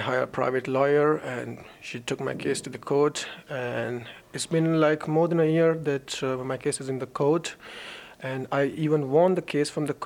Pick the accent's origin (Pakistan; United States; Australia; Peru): Pakistan; moved away as an adult; also born or lived in Myanmar / Bangladesh / India; now in Iceland; I was born in Myanmar, and then my family was migrated to Bangladesh. We stayed there like a little while, and from there we went to India, and then we stayed there a year, and after 1 year we flew to Pakistan, where I studied, like where I spent my whole childhood and my whole life there.